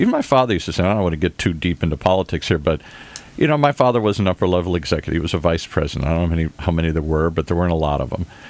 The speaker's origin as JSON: {"language": "English", "town": "Detroit", "region": "Michigan", "country": "United States", "tie": "born or raised there", "said": "I grew up in the Midwest, hardworking people"}